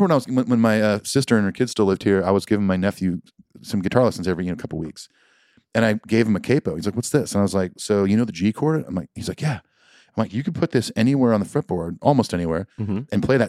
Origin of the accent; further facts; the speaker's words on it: West Coast, United States; I grew up out on the West Coast